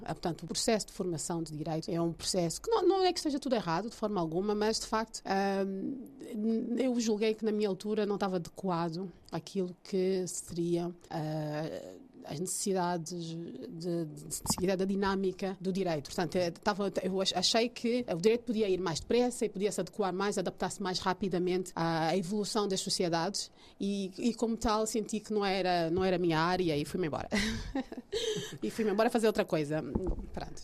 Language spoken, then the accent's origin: Portuguese; Luanda, Luanda Province, Angola; moved away as an adult; also born or lived in Paris, France; now in Lisbon, Portugal; Nasci em Barra Sagrada Família, Luanda